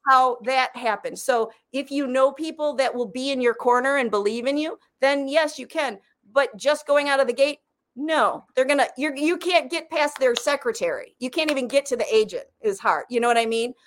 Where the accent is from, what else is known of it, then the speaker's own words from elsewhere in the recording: Michigan, United States; moved away; I come from Michigan where we had that huge tax incentive